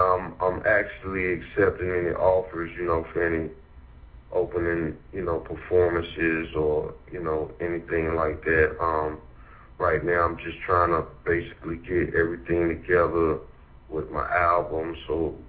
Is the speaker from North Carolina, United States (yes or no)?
yes; Durham, North Carolina, United States; Indeed. I spent all my life here. You know, I went to schools, you know, the local schools around here.